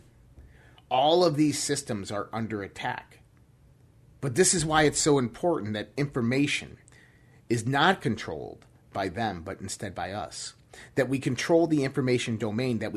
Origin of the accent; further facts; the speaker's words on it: United States; I'm an American. I'm a veteran